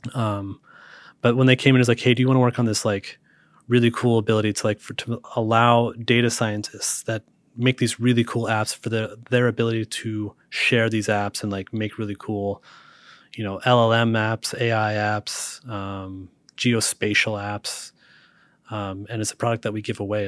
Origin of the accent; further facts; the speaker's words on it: Utah, United States; also born or lived in Montana; now in Seattle, United States; I grew up in Utah